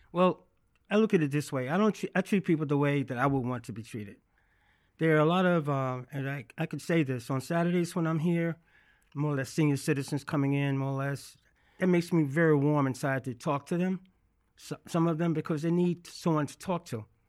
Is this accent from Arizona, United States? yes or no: no; Birmingham, Alabama, United States; accent: Southern; moved away as an adult; now in New York City, United States; I grew up in Birmingham, Alabama